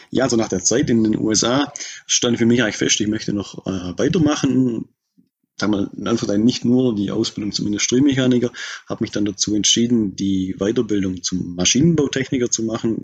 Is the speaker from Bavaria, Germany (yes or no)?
no; Bad Saulgau, Baden-Württemberg, Germany; moved away as an adult; also born or lived in Australia; man hört es im Dialekt, ich komme hier aus der Gegend, ich bin hier tief verwurzelt